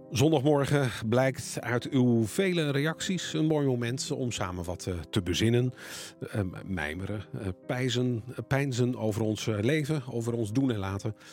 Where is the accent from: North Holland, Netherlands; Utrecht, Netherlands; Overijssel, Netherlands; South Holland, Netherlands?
Overijssel, Netherlands; Zwolle; now in Arnhem, Netherlands; oorspronkelijk kom ik uit Zwolle, ja. maar ik heb wel wat met Gelderland.